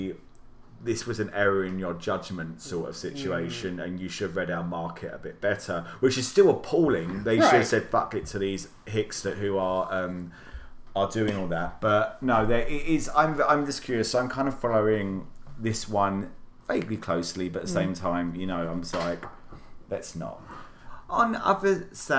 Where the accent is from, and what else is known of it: Wales, United Kingdom; now in United States